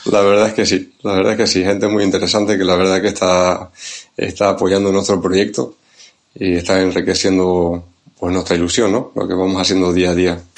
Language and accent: Spanish; Tenerife, Canary Islands, Spain; accent: Canarian; now in Santander, Spain; el acento viene de, Canarias, de Tenerife, ahí es donde nací y crecí